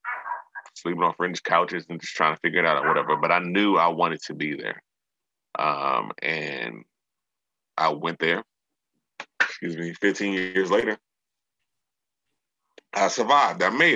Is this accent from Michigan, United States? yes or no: no; New York, United States; also born or lived in Maryland; now in Los Angeles, United States; born and raised in Maryland, but grew up in New York. I grew up there. Like, that's who made me. That's the city that made me who I am.